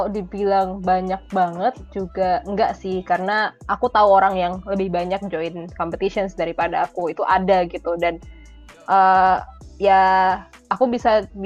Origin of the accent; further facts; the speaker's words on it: Yogyakarta, Special Region of Yogyakarta, Indonesia; Aku {S2} kebetulan asli Jogja